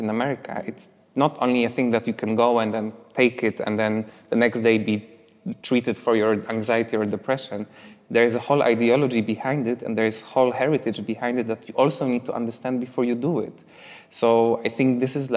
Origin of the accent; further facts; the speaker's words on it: Poland; moved away as an adult; also born or lived in London; there is a village next to my hometown that I have friends who live in that village called Konopnica